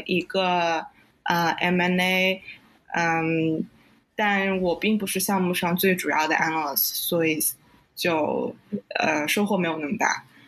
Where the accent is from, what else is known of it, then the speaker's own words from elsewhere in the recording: Nanjing, Jiangsu, China; moved away as an adult; also born or lived in Durham, North Carolina / Hong Kong; now in New York, United States; 我是南京人，所以从小在南京长大。啊，爸爸在银行工作，妈妈是在市政府的做会计